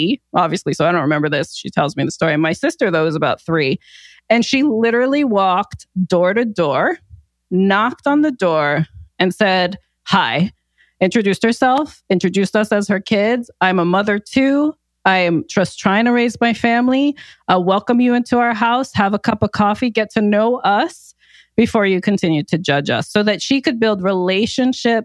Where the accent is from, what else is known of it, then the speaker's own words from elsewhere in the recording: New Jersey, United States; also born or lived in New York; I was born in Jersey and grew up in Jersey and New York.